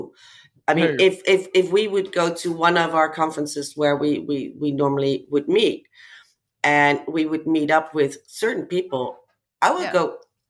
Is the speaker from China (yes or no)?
no; Amsterdam, North Holland, Netherlands; in Amsterdam, it's my hometown.